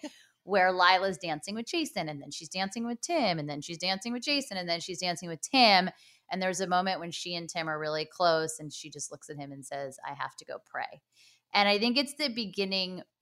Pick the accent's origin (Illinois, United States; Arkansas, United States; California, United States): California, United States; Los Angeles; my hometown